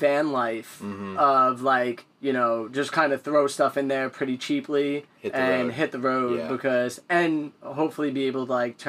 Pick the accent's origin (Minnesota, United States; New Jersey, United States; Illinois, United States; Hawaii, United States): Illinois, United States